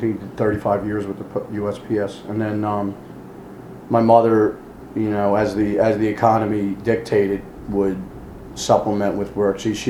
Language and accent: English; Philadelphia, Pennsylvania, United States; I grew up in Northeast Philly